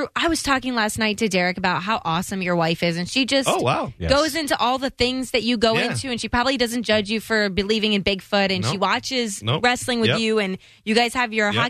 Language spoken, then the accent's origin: English; St. Petersburg, Florida, United States; I'm born and raised in St. Pete